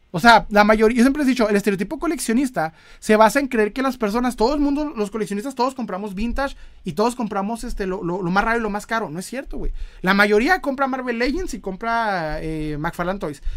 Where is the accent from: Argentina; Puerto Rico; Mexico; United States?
Mexico; northern Mexico; accent: norteño; soy, soy norteño. Así hablo, ¿eh? Hablo bien fuerte